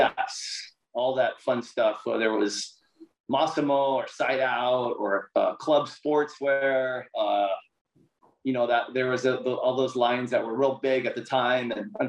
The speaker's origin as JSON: {"language": "English", "area": "Big Island", "region": "Hawaii", "country": "United States", "tie": "born or raised there", "also_born_or_lived": "Oahu, Hawaii", "said": "I grew up on the Big Island"}